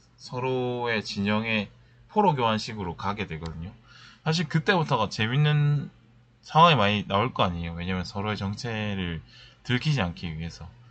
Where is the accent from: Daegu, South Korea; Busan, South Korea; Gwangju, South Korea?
Busan, South Korea; now in Seoul, South Korea; 저는 사실 고향이 부산이니까